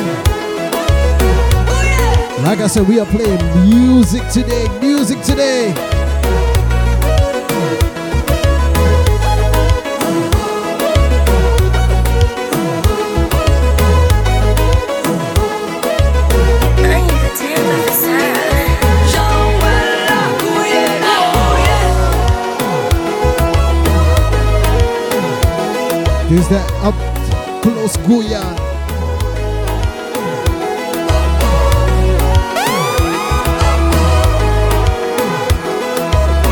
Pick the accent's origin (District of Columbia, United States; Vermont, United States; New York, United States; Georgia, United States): New York, United States; New York City; I'm from Brooklyn.